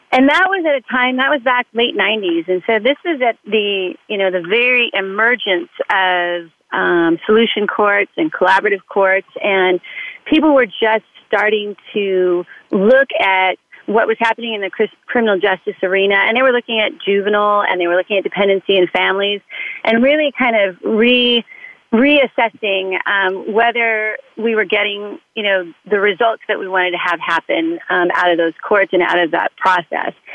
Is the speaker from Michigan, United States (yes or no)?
no; Southern California, United States; I was raised in Southern California.